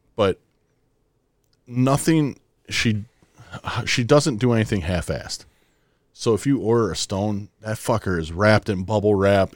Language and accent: English; Wisconsin, United States; we're, we're two idiots from Wisconsin